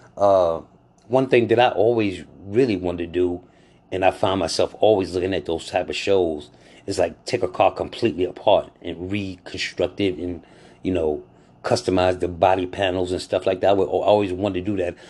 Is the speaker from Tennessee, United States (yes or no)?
no; New York, United States; also born or lived in North Carolina; now in Atlanta, United States; I was born in New York. I lived in North Carolina quite a while, and now I'm in Atlanta